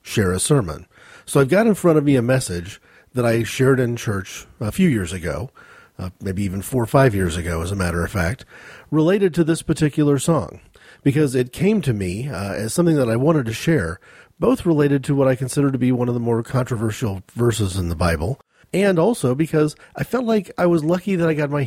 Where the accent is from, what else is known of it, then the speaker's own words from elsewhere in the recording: United States; As an American, though, I didn't encounter any of that initial Scottish background